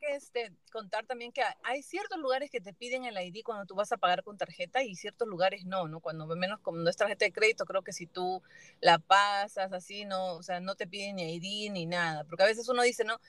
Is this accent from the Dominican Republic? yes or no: no; Peru; moved away; en mi país, en Perú